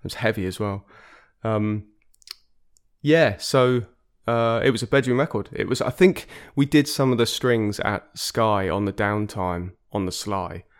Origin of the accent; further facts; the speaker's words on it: Exeter, South West England, United Kingdom; moved away; also born or lived in London; I grew up in Devon, uh, in Exeter, which is actually where I am now